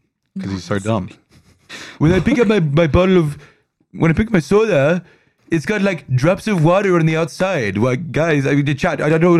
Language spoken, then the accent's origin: English; Perth, Western Australia, Australia; born or raised there